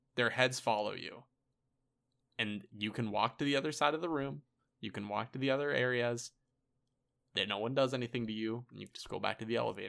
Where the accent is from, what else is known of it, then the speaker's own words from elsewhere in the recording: Pennsylvania, United States; I went from Pennsylvania, my hometown